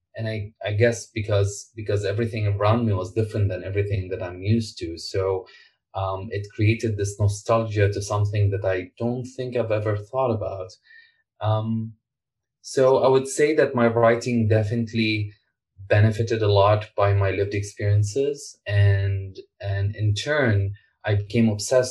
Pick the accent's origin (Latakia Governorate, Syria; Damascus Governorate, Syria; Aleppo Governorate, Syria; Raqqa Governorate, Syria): Damascus Governorate, Syria; Damascus; moved away as an adult; now in Canada; I was born in Damascus and I grew up in a house of... In a blue collar house, really.